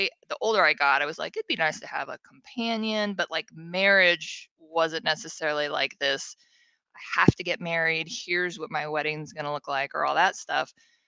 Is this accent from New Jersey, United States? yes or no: no; Seattle, Washington, United States; growing up in Seattle